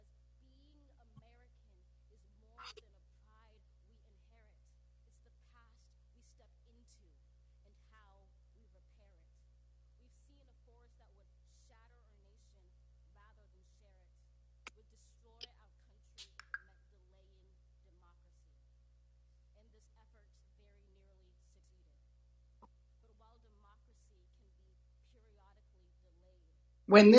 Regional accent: Arizona, United States; I come from Arizona, where there are a great many conservative people

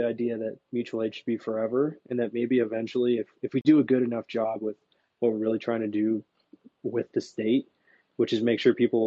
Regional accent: Seattle, Washington, United States; you're in my hometown.

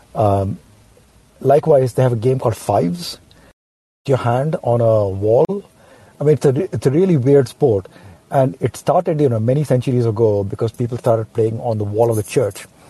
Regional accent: Ranchi, Jharkhand, India; also born or lived in United States; now in London, United Kingdom; I'm from Ranchi.

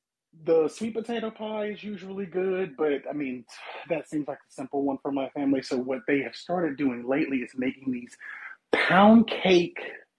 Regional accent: Mississippi, United States

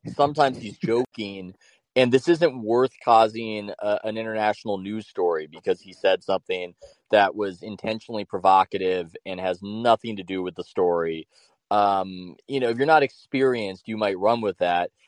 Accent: California, United States; in my home state of California

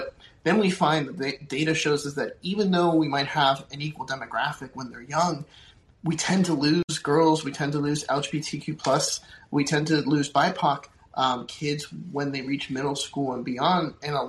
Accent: Puerto Rico; I'll take myself. I'm from Puerto Rico, so talk to kids from my background.

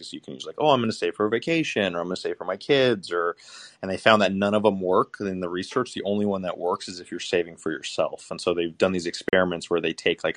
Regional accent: Southern California, United States; moved away as an adult; now in New York City, United States; I grew up in Southern California

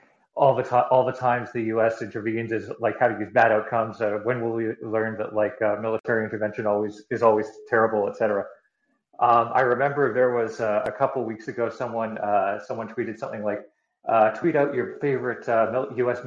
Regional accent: Western Canada, Canada; I grew up in Western Canada

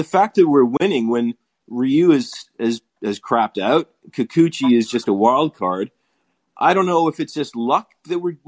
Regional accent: Canada; now in Australia; I grew up in Canada

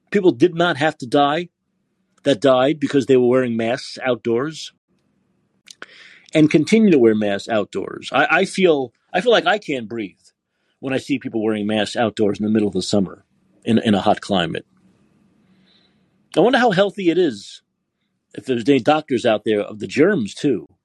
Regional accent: Canada; Yes, I'm Canadian in Calgary, and there's huge problems lately with distraction, robberies, and pickpocketing and purse thefts.

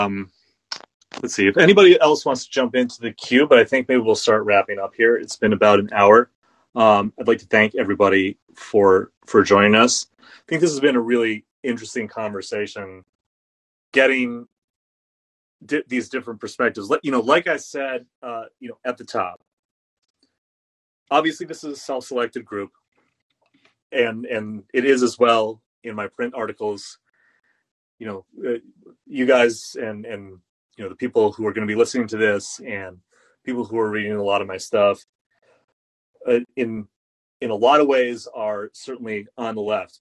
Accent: United States; I also remember going overseas during the Bush years and being embarrassed about being American

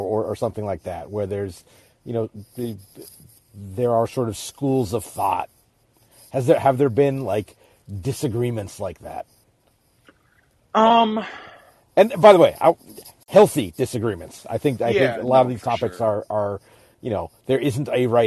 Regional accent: Alaska, United States; I grew up in Alaska, and when I was in high school, he was the local voice of the Sonics

